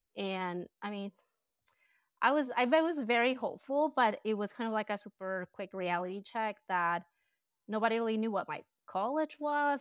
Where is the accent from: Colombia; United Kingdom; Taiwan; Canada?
Colombia; English is a second language; moved away as an adult; now in United States; I was born and raised in Colombia. I was I lived there until I was twenty-five.